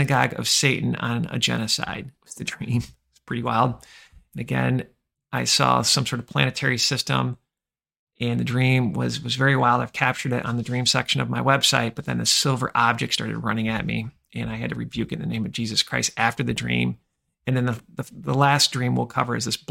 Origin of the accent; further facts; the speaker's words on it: Michigan, United States; born or raised there